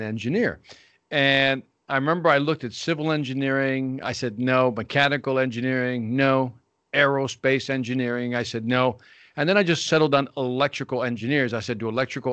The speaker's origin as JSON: {"language": "English", "town": "Chicago", "region": "Illinois", "country": "United States", "tie": "born or raised there", "said": "Born and raised in Chicago, Illinois, here in the United States"}